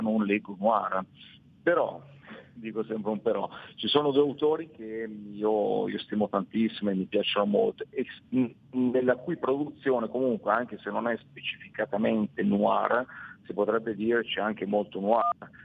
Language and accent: Italian; Milan, Lombardy, Italy; abitando a Milano, essendo di Milano